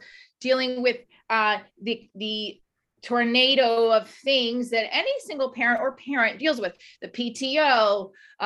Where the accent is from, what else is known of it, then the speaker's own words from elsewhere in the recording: New Jersey, United States; We do have a way of doing things in Jersey and New York